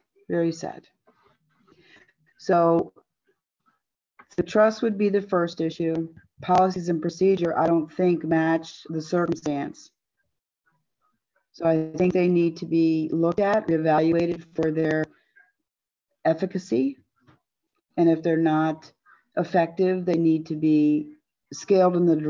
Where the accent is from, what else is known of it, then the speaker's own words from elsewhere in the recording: Montgomery County, Maryland, United States; moved away as an adult; also born or lived in West Virginia; now in Jefferson County, West Virginia, United States; I'm originally from Montgomery County, Maryland